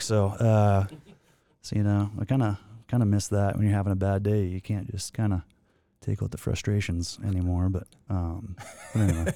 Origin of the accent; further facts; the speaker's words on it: Maymont, Saskatchewan, Canada; moved away; I grew up in, uh, the thriving metropolis of Maymont, Saskatchewan, which is, uh, about a hundred and fifty people.